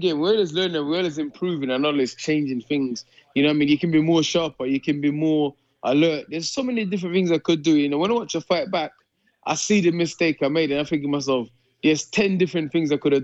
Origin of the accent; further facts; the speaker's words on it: United Kingdom; I'm British